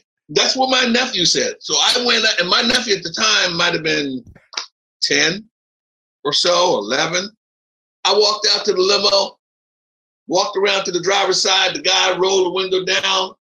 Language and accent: English; Philadelphia, Pennsylvania, United States; moved away as an adult; also born or lived in Manhattan, New York / New Jersey; Philly, that's my hometown. I'm there all the time. My mom's still there